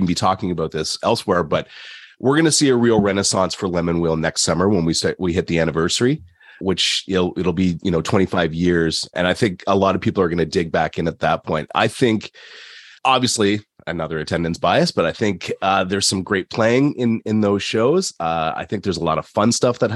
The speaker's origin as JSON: {"language": "English", "town": "London", "region": "Ontario", "country": "Canada", "also_born_or_lived": "Korea", "accent": "Canadian", "said": "I'm from London, Ontario, which is halfway between Detroit and Toronto"}